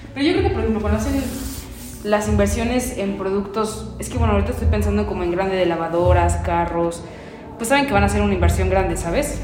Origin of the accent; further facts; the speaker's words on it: Mexico; los mexicanos también somos como medio apaniqueados